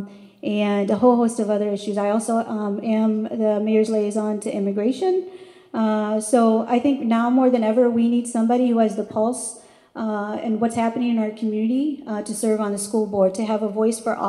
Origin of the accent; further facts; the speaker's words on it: Madison, Wisconsin, United States; I grew up in Madison, Wisconsin, longtime resident.